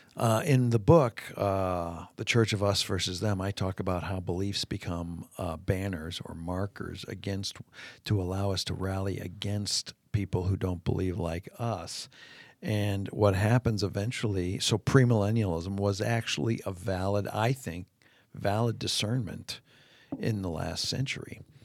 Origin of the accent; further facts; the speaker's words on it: Canada; moved away; my days growing up in Canada when school would start.